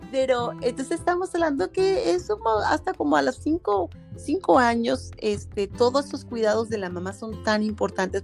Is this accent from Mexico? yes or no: yes; Mexico; somos mexicanas